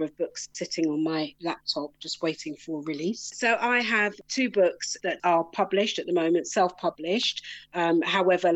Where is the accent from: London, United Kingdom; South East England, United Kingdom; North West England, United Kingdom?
London, United Kingdom; also born or lived in Brixton / Croydon; I grew up in South London, so I'm a London girl